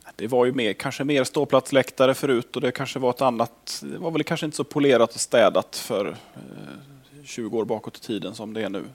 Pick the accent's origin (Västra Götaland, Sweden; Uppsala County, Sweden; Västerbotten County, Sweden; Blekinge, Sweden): Västra Götaland, Sweden; Gothenburg; moved away as an adult; now in Skellefteå, Sweden; Fast nu har jag bott här uppe i 16 år, men jag kommer från Göteborg från början